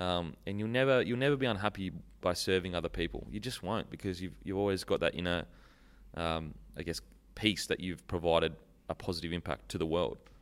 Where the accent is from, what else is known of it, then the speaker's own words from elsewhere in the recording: Gold Coast, Queensland, Australia; Mudgebar, Gold Coast